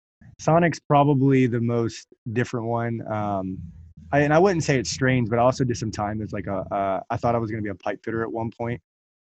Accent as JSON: {"language": "English", "town": "Norfolk", "region": "Virginia", "country": "United States", "tie": "born or raised there", "also_born_or_lived": "Newport News, Virginia / Suffolk, Virginia", "said": "I grew up in Norfolk, Virginia, Suffolk, Norfolk, that area."}